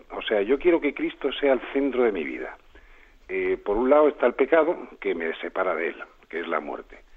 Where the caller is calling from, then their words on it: Málaga, Andalusia, Spain; de Málaga.